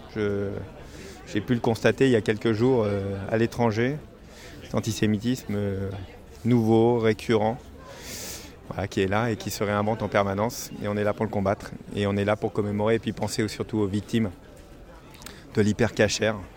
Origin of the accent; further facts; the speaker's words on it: Paris, Île-de-France, France; en tant que citoyen euh, français euh, et puis en tant que parisien